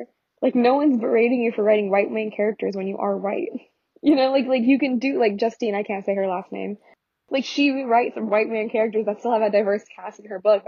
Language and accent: English; United States; growing up in the US